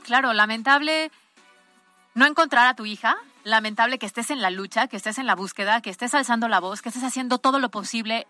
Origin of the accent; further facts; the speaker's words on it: Puebla, Mexico; como ciudadanos, como poblanos